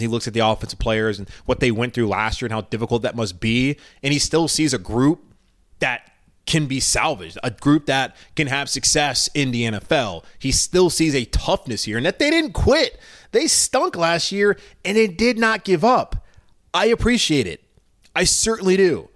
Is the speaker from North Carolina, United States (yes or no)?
yes; Charlotte, North Carolina, United States; this city, my hometown, the Queen City of Charlotte